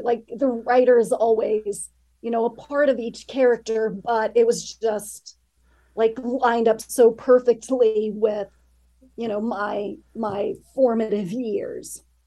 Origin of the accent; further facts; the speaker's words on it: Grand Junction, Colorado, United States; I grew up in Western Colorado. Blue Larkspur, the town where it's set, it uh, doesn't exist, but it's based very loosely on the place that I grew up, which is Grand Junction